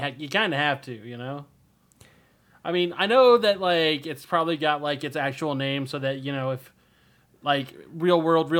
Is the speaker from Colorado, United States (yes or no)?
yes; Denver, Colorado, United States; born or raised there; moved away